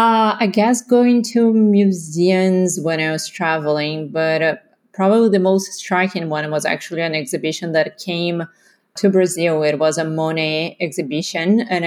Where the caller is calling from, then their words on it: London, United Kingdom; So I'm calling in from London.